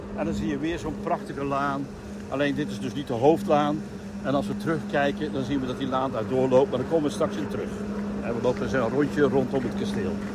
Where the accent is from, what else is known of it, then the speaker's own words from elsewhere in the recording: North Brabant, Netherlands; wij eh, als Brabanders